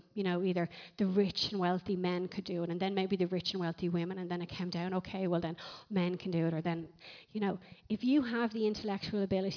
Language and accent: English; Ireland; we're Irish